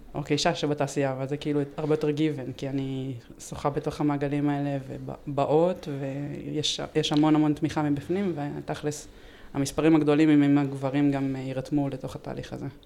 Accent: Ramat Gan, Tel Aviv District, Israel; אני מרמת גן

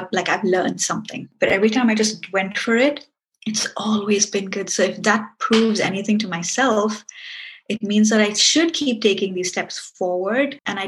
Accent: Singapore; now in United Kingdom; I live in the UK, but I'm from Singapore, but I'm Indian

